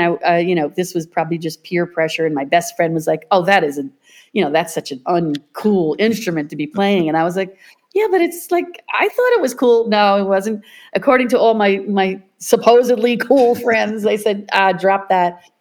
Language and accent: English; New Hyde Park, New York, United States; also born or lived in Brooklyn, New York; I was born in Brooklyn, New York, and first of six children. But by the after my sister, my next sister, 2 years later, they moved out to Long Island